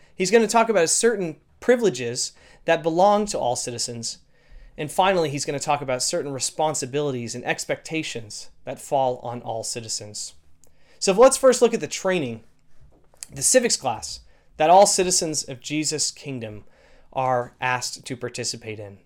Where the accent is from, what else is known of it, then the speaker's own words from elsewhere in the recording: Canada; being a Canadian citizen